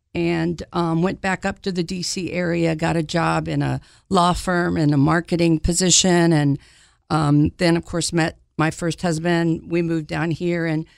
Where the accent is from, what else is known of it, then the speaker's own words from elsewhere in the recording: Maryland, United States; now in Knoxville, United States; Well, home is Maryland, mainly outside of D.C. And I've been here since 1983, so I love Knoxville.